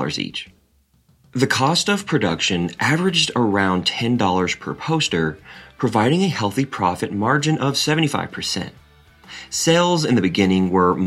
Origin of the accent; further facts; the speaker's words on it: Seattle, Washington, United States; moved away as an adult; now in San Francisco, United States; I'm originally from Seattle, a city known for its vibrant arts culture